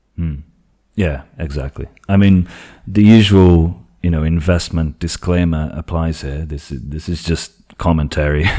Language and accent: English; Portugal; English is a second language; I am from Portugal